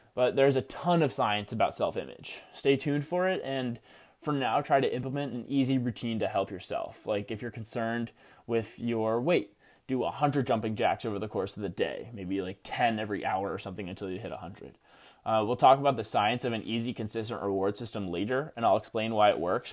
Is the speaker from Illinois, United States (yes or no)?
no; New Jersey, United States; Rutgers University in my home state of New Jersey